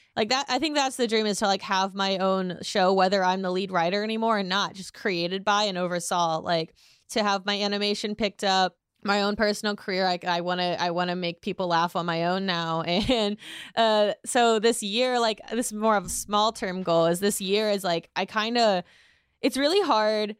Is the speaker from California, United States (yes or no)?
no; Indiana, United States; I'm from Indiana.